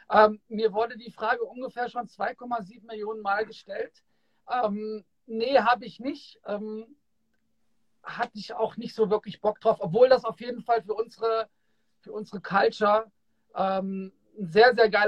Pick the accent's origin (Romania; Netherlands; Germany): Germany; Kassel, Hesse; Und die waren damals auch bei uns in Kassel im World, wo ich groß geworden bin, hatten die einen Auftritt.